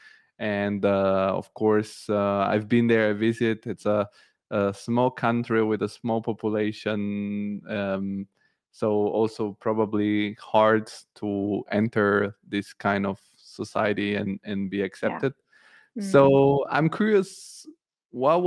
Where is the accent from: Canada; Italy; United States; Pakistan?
Italy; moved away as an adult; now in Germany; I also grew up in Italy, studied in Italy, and never worked there